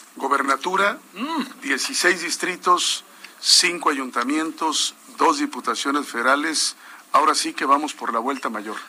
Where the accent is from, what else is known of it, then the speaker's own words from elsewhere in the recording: Ciudad Constitución, Baja California Sur, Mexico; also born or lived in La Paz, Baja California Sur / Mexico City; Nací aquí en La Paz y crecí en Ciudad Constitución, que es el corazón agrícola de Baja California